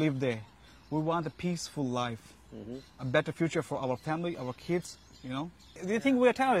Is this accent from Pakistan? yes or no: yes; Pakistan; moved away as an adult; I'm from Pakistan.